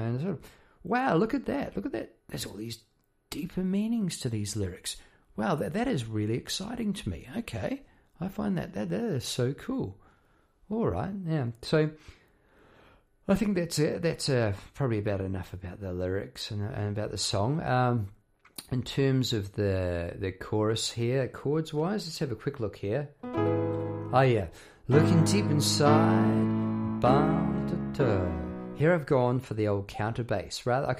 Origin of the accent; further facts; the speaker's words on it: New Zealand; now in Melbourne, Australia; About living in Melbourne, Australia. I came from New Zealand, and in New Zealand, the wildlife there is pretty laid back, you know.